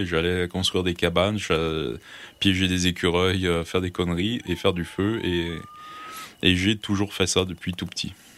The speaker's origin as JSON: {"language": "French", "area": "Gaspésie", "region": "Quebec", "country": "Canada", "tie": "born or raised there", "also_born_or_lived": "Brussels, Belgium", "moved": "yes", "lives_now": "France", "said": "j'ai grandi en Gaspésie"}